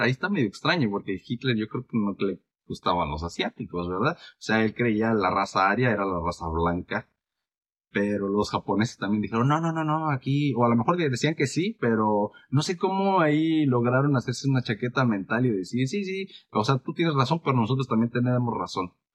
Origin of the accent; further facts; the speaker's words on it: Mexico; soy mexicano